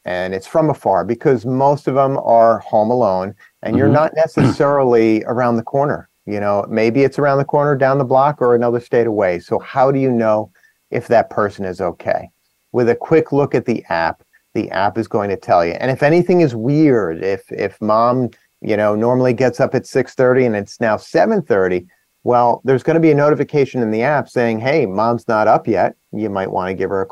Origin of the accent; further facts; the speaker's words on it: New Jersey, United States; I'm from New Jersey